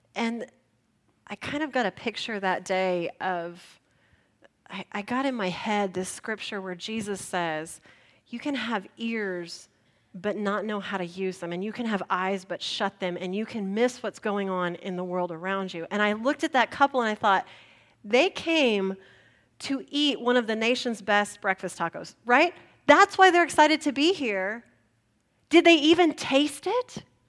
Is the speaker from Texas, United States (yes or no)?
yes; San Antonio, Texas, United States; also born or lived in Spicewood, Texas; I grew up in San Antonio, early adopter of the breakfast taco